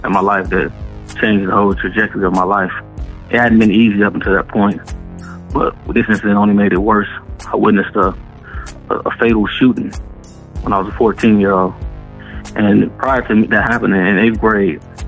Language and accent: English; Detroit, Michigan, United States; I was born and raised in Detroit, Michigan.